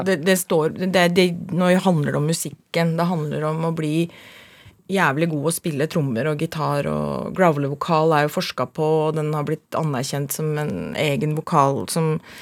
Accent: Oslo, Norway; Jeg er fra, fra Oslo. Vokste opp og bodde første året på Manglerud, så flytta vi til Furuset, og så flytta vi til Mortensrud. Så jeg er veldig, veldig Oslo-jente.

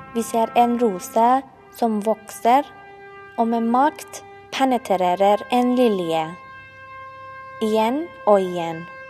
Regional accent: Iran; Norwegian is a second language; moved away as an adult; now in Oslo, Norway; Jeg vokste opp i Iran, et land der jentene blir født med skam

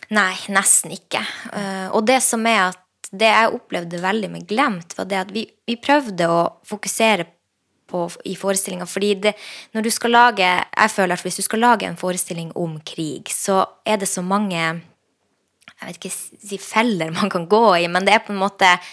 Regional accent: Lakselv, Finnmark, Norway; jeg vokste opp i Lakselv

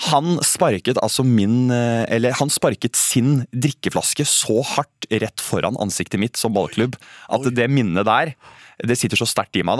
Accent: Sandefjord, Vestfold, Norway; Jeg er fra Sandefjord, jeg er glad i Sandefjord.

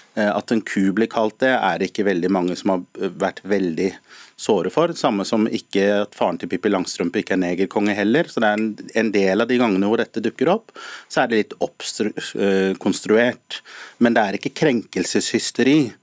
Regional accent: Norway; som norskafrikanere og som nordmenn som er melaninrike

